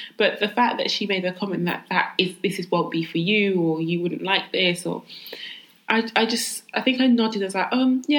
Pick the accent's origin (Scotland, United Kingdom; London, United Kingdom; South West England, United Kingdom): London, United Kingdom; Jamaican and my dad's family from Barbados. But I was born and raised in London, East London girl.